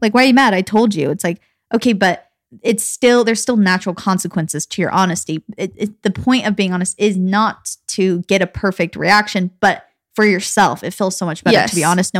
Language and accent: English; Gilbert, Arizona, United States; I mean, we grew up again in Gilbert, Arizona, which is highly populated with Mormons, but not as much as Utah.